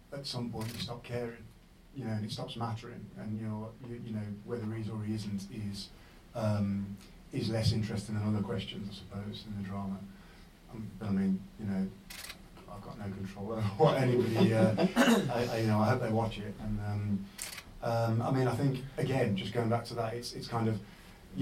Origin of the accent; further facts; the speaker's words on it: West Midlands, United Kingdom; I'm from Dublin, the West Midlands